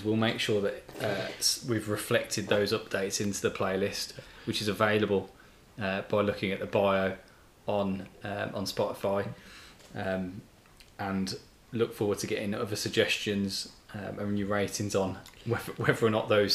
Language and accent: English; Birmingham, West Midlands, United Kingdom; growing up in Birmingham